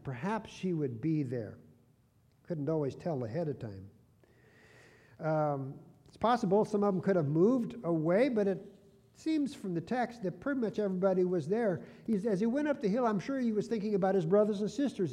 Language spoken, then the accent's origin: English; Warden, Washington, United States; born or raised there; moved away